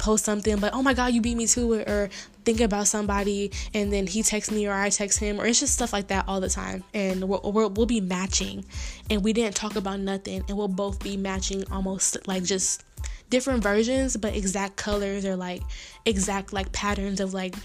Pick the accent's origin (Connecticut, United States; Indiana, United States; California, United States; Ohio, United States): Ohio, United States; Dayton; I'm from Dayton